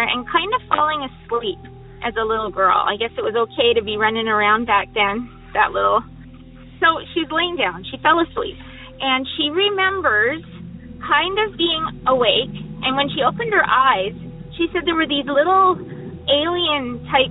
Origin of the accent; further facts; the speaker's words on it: British Columbia, Canada; I'm from British Columbia, Canada.